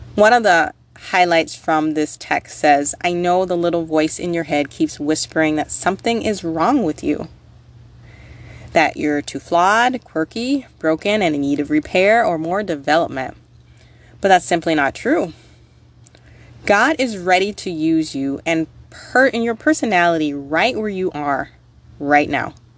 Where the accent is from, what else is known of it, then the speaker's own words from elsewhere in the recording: United States; now in Minnesota, United States; I'm from the States